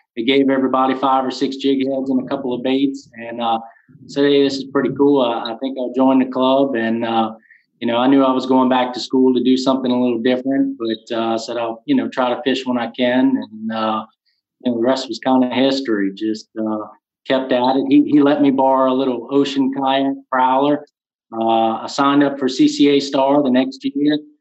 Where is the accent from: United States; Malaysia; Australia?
United States; Luling, Louisiana; I was born and raised in Luling, Louisiana. Uh, still currently reside here